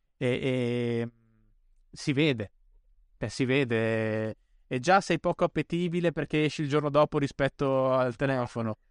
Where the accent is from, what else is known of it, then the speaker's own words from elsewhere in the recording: Bolzano, Trentino-Alto Adige, Italy; io poi sono cresciuto a Bolzano, quindi proprio ai limiti della civilizzazione